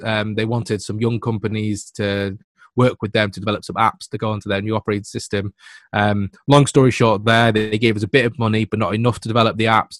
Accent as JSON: {"language": "English", "region": "England", "country": "United Kingdom", "said": "I'm from England"}